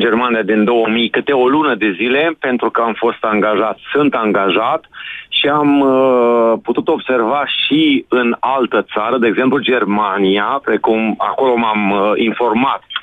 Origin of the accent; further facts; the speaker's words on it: Timiș County, Romania; sunt din Timiș